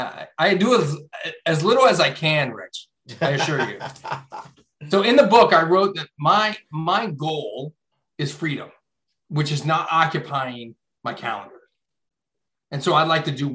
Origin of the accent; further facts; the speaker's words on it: Hershey, Pennsylvania, United States; I grew up in Chocolate Town, USA, Hershey, Pennsylvania.